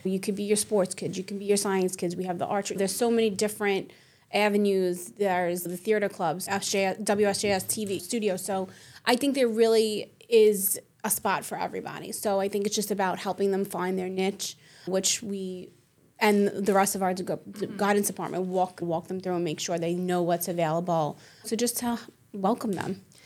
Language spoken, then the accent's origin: English; New York City, New York, United States; I'm born and raised in Staten Island